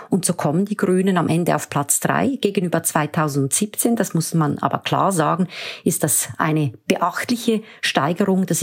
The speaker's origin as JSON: {"language": "German", "country": "Switzerland", "said": "Und wenn Sie mir die Bemerkung als Schweizerin erlauben"}